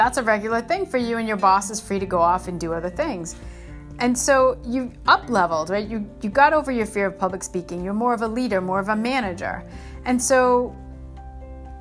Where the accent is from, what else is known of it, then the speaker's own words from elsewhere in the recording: Northeast, United States; moved away; where I grew up in the Northeast